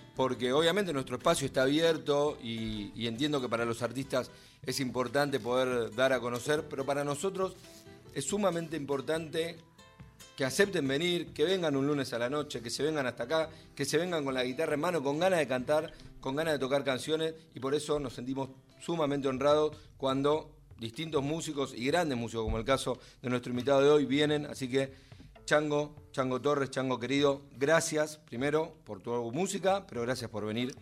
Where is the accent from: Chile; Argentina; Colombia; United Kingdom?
Argentina; Buenos Aires Province; Yo no soy porteño, soy bonaerense